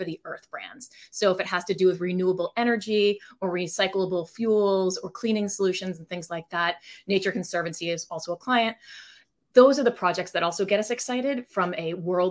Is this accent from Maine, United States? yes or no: yes; Maine, United States; moved away as an adult; also born or lived in New York / Boston; I grew up in Maine, which is where the company is founded now